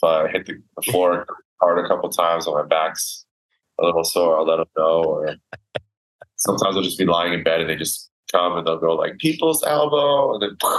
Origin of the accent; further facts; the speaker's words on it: Canada; So this is nostalgic because it's just growing up in Canada.